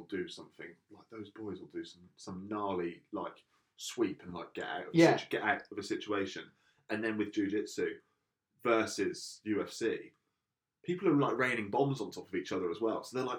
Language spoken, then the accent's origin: English; Portsmouth, South East England, United Kingdom; I'm from Portsmouth.